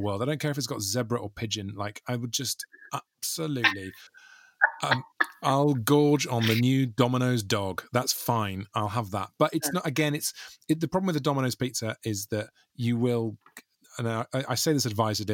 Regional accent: South Wales, United Kingdom; I grew up in South Wales with just my mum

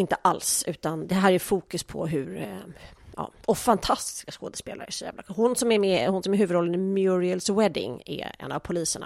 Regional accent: Sweden; vi som svenskar

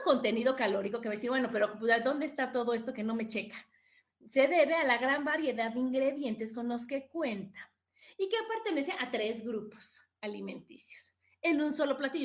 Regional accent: Mexico; soy mexicana del primero de enero al 31 de diciembre, todos los días, todo el tiempo

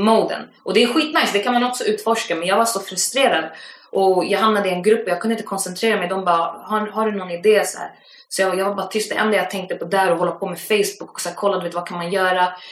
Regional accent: Stockholm, Stockholm County, Sweden; jag är från Akalla, det är en station ifrån Husby

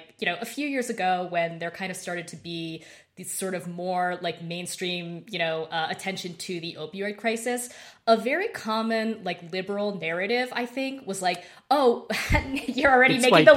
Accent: Idaho, United States; Yeah, I'm from Idaho.

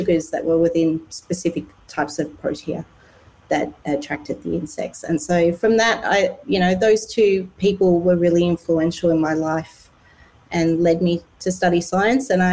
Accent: Cape Town, Western Cape, South Africa; now in Perth, Australia; I grew up in Cape Town in South Africa

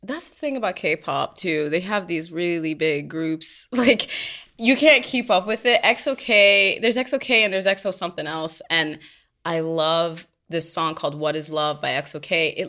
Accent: Trinidad & Tobago; And I'm Trinidadian.

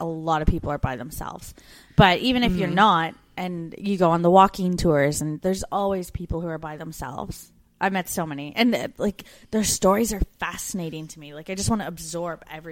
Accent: Canada; moved away as an adult; as a Canadian woman

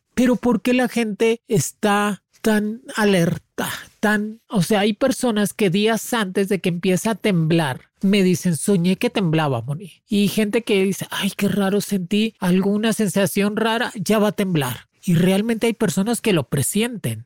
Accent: Mexico; somos fuertes, el mexicano es fuerte

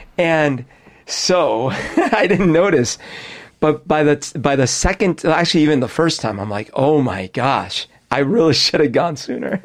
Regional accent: Colombia; also born or lived in Florida; now in United States; when I was growing up in Colombia

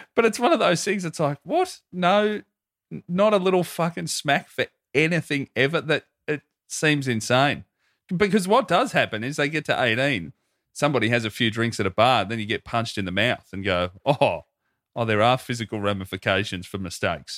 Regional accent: Australia

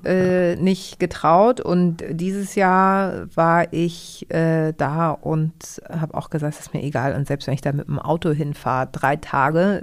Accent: Hamburg, Germany; ich bin ja in Hamburg geboren und ähm, bin auch bei einer deutschen Tagesmutter groß geworden

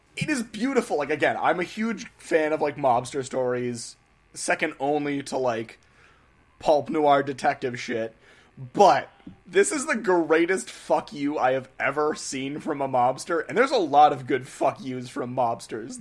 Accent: New England, United States; we're from New England here

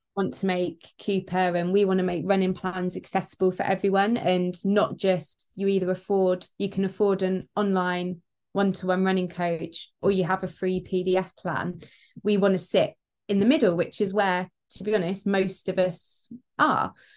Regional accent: Peterborough, East of England, United Kingdom; Peterborough. Ferry Meadows Park run. It's my hometown

